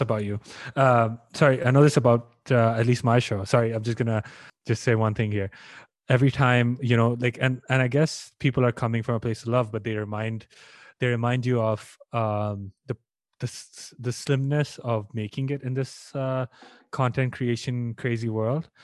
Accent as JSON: {"language": "English", "country": "India", "moved": "yes", "said": "I'm Indian and my, the home country is not doing well. My parents are there"}